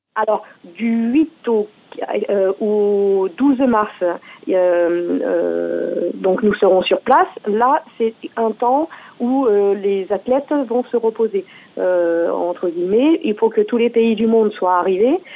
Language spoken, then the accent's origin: French; France; chez nous, en France